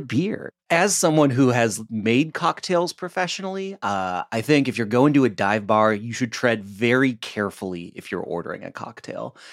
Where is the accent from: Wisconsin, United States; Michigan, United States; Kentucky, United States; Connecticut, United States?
Michigan, United States; now in Portland, United States; I'm from Michigan